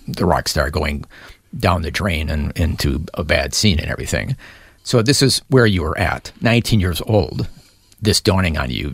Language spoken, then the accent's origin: English; Milwaukee, Wisconsin, United States; growing up in Milwaukee, Wisconsin